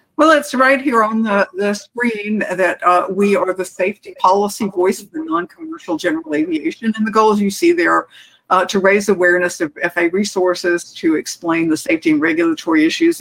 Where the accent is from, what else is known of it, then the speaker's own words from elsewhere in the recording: Phoenix, Arizona, United States; this is my hometown airport. It's Phoenix